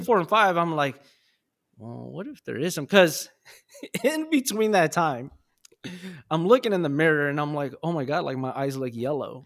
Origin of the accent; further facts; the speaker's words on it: Los Angeles, California, United States; I was born and raised in South Central and I moved around